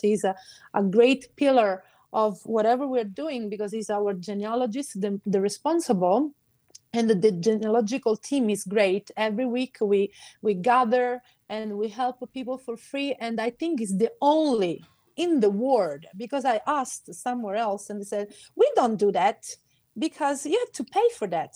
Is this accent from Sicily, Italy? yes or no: yes; Carlentini, Sicily, Italy; first language Sicilian; English is a second language; I'm from Carlentini